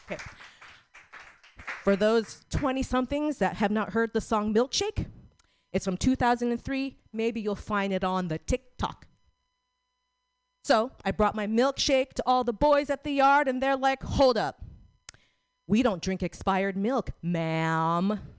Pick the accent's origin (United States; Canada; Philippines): Philippines; I'm Filipino, not Korean.